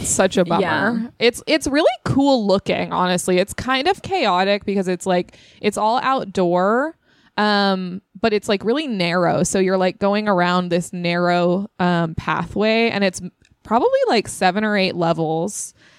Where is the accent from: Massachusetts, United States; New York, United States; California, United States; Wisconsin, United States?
California, United States; Temecula; I'm from Temecula, California. In beautiful Inland Empire.